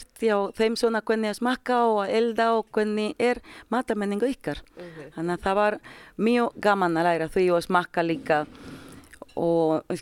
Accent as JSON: {"language": "Icelandic", "country": "Dominican Republic", "second_language": "Icelandic", "moved": "as an adult", "lives_now": "Iceland", "said": "Ég heitir … og ég er frá Dominikanska lífveldisins. Ég er búinn að vera hér í desember 23 ár og ég er 44."}